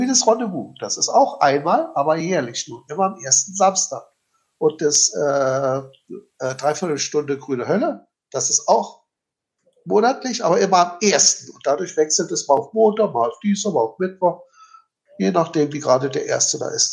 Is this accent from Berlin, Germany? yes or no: yes; Berlin, Germany; ich als Berliner